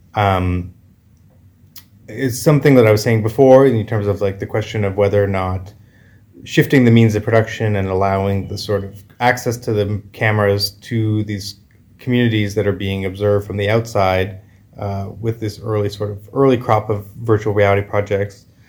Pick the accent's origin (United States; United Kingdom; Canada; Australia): Canada; I come from Canada